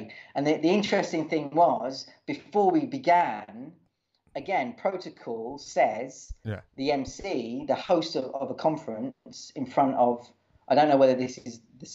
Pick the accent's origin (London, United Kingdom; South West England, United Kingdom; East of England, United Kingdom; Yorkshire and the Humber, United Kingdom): East of England, United Kingdom; Watford; I'm from Watford